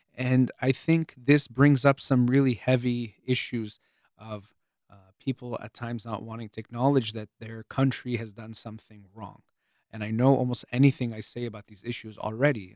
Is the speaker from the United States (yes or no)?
yes; United States; the United States of America. I was born here